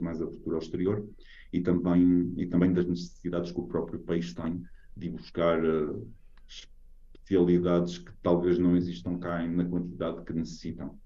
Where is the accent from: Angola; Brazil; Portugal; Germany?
Portugal; moved away as an adult; now in Norway